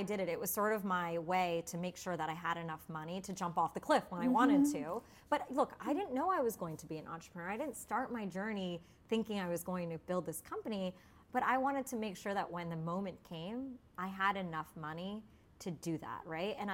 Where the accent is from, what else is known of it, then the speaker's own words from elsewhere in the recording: United States; being Indian and American. And I grew up in a town where there wasn't any other Indian people